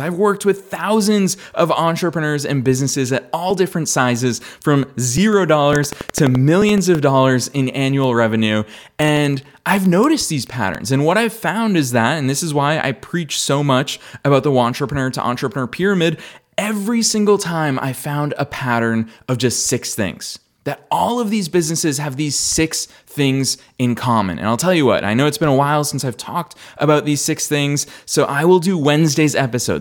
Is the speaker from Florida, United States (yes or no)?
no; Marlborough, Massachusetts, United States; there's a guy from my hometown who played in the World Cup for the United States men's national team.